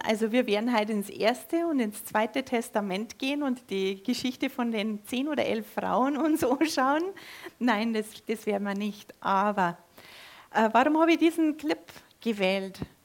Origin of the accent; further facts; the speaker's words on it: Germany; bei uns da auf dem Dorf, nahe an der österreichischen Grenze, da wächst man katholisch auf